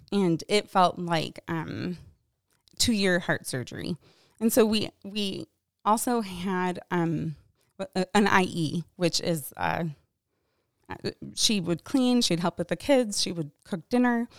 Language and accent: English; Michigan, United States; I grew up in Michigan.